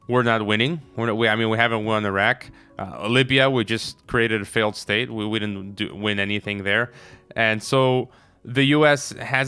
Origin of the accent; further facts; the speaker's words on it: United States; I'm an American.